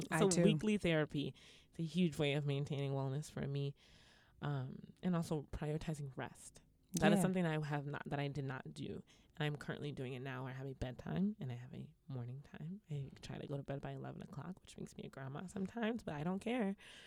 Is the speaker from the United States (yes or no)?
yes; Brooklyn, New York, United States; It's a beautiful walk. I grew up in Bed-Stuy. I'm from Bed-Stuy.